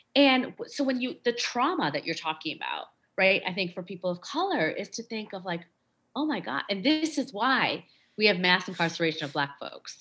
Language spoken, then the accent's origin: English; Schaumburg, Illinois, United States; I grew up in Schaumburg, Illinois